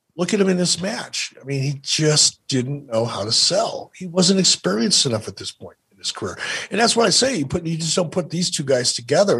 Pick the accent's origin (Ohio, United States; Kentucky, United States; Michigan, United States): Michigan, United States; Detroit; When I was a little kid growing up in Detroit, my mom used to drop me off at the Eastgate Theater over on Gratiot